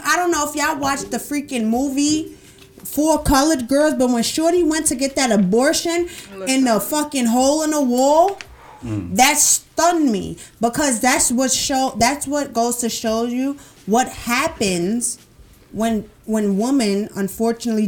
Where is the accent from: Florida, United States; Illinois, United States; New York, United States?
New York, United States; New York City; accent: New York; I'm from Brooklyn